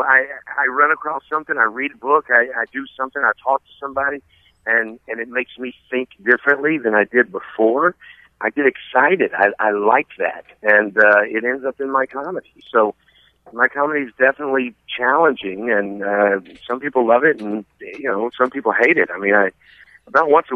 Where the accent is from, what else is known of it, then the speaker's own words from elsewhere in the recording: the South, United States; accent: southern; my southern accent kicks in a little more.